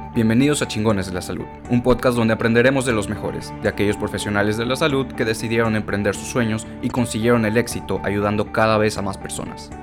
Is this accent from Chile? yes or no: no; Monterrey, Nuevo León, Mexico; yo soy originario de aquí de Monterrey